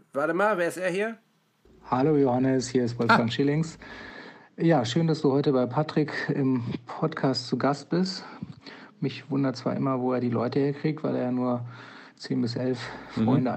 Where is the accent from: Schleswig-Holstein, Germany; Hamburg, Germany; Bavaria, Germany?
Hamburg, Germany; Mümmelmannsberg; ich komme ja, wie gesagt, aus Müllmannsberg, ich bin bescheiden aufgewachsen